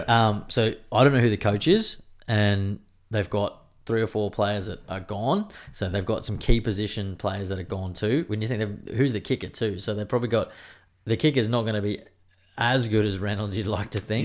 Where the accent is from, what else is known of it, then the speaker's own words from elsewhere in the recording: Queensland, Australia; as a Queenslander